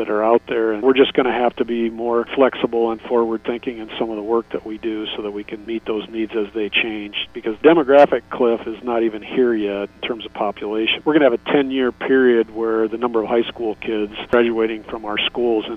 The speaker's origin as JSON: {"language": "English", "town": "Geneva", "region": "Iowa", "country": "United States", "also_born_or_lived": "Carroll, Iowa", "lives_now": "Mason City, United States", "said": "I'm originally from Geneva, North Iowa, so I knew Mason City"}